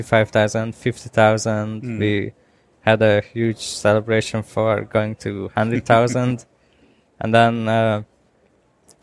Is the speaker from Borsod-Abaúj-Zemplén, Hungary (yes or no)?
no; Budapest, Hungary; I'm from Budapest.